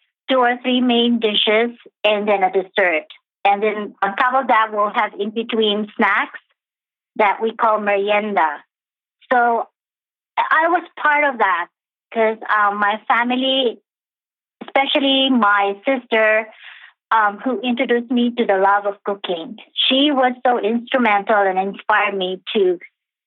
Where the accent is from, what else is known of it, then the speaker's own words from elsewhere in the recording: Philippines; I was born and raised in the Philippines in the 60s